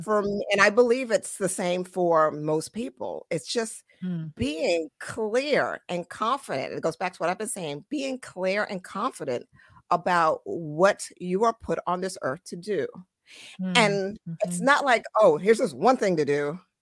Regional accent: United States; also born or lived in Trinidad; I was born in Trinidad, raised in America

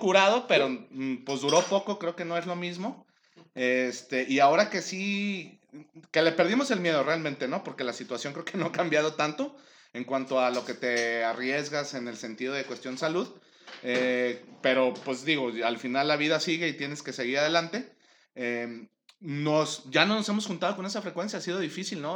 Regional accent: Guadalajara, Jalisco, Mexico; Yo, soy de Guadalajara, siempre he vivido aquí

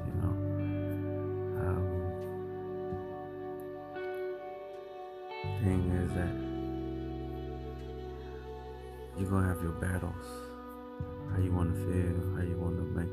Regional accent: United States; my parents came from El Salvador to the United States. And, thank my parents, I was born in the United States

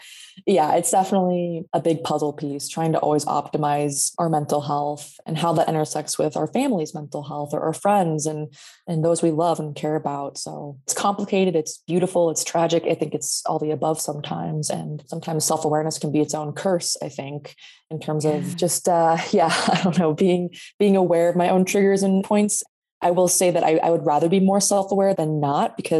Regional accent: Sacramento, California, United States; born and raised in Sacramento, California

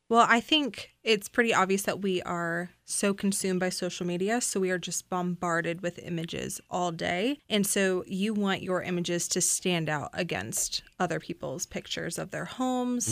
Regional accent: Florida, United States; moved away as an adult; now in Virginia, United States; I am from Florida, and I moved up to Virginia for college

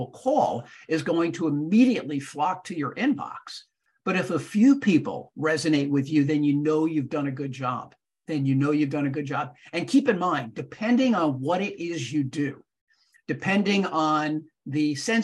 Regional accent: Fair Lawn, New Jersey, United States; I grew up in Fairlawn, New Jersey

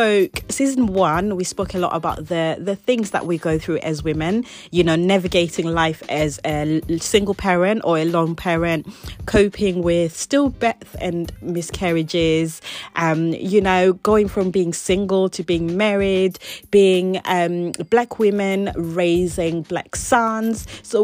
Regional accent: England, United Kingdom; also born or lived in Zimbabwe; So I was born there, but I didn't actually grow up there. I moved to England whe

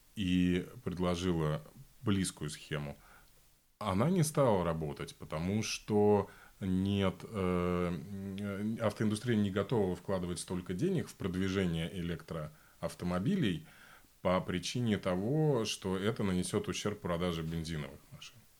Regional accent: Voronezh Oblast, Russia; moved away as an adult; now in Berlin, Germany; Я жил э, большую часть своей жизни 40 километров от одной атомной станции

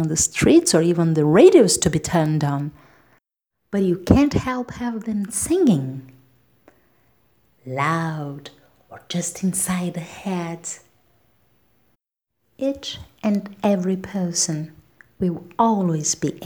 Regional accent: Brazil; I'm a Brazilian independent singer and songwriter

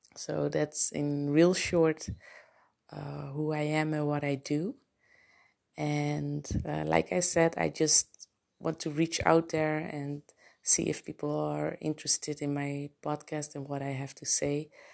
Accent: Curaçao; English is a second language; moved away as an adult; also born or lived in Netherlands; now in Aruba; I was born in Curacao, but I lived in Holland, um, Europe for basically my entire adult life.

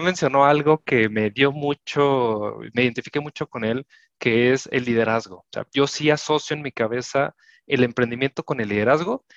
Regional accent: Mexico; nosotros somos de México

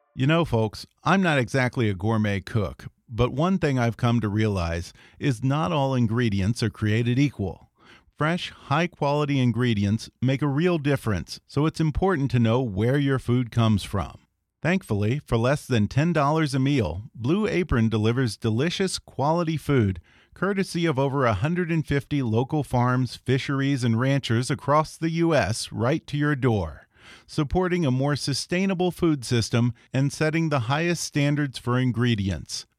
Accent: Texas, United States; I grew up in Texas

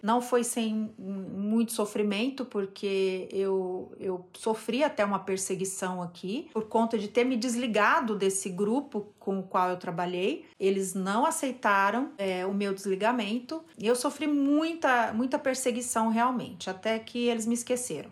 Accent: Brazil; moved away as an adult; now in Turkey; somos brasileiros

